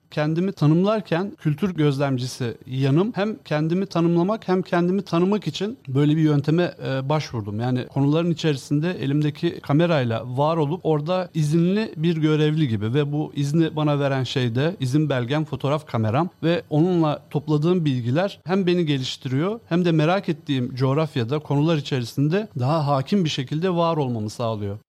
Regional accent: Samsun, Turkey; moved away as an adult; now in Istanbul, Turkey; ben Samsunluyum

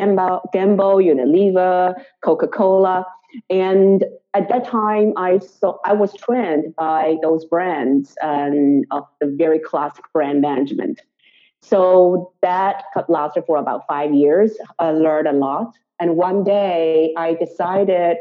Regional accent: Shanghai, China; moved away as an adult; now in New York, United States; I'm native Chinese from Shanghai

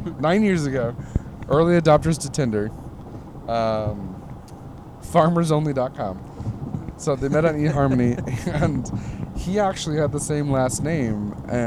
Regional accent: Michigan, United States; moved away as an adult; now in Nevada, United States; I'm obviously from Michigan, and I moved to Nevada 7 years ago.

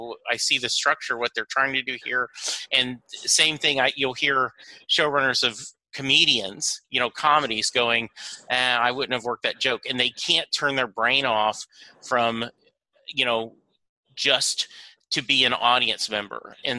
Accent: Texas, United States; I was born during the Landry era. Growing up in Texas, it is hard for it not to be in your DNA

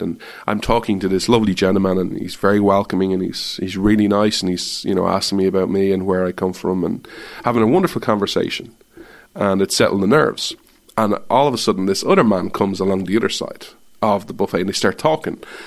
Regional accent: Ireland; moved away as an adult; now in United States; I'm Irish

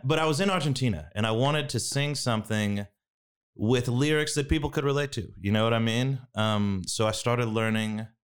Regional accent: Waco, Texas, United States; I'm from Waco, class of 06, Waco High.

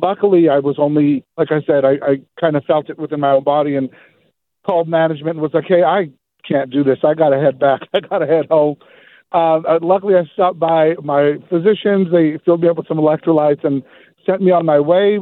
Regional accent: Seaside, California, United States; I'm born and raised in Seaside, California

